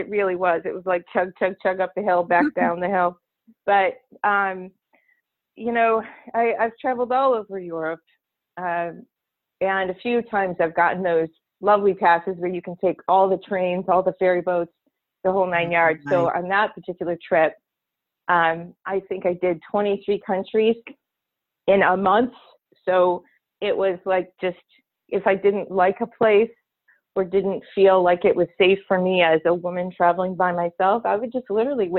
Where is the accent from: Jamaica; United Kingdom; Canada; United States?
United States; Michigan; Oh, gosh. Well, we lived in the country, so we were about 7 miles from out of, you know, the town where we went to school.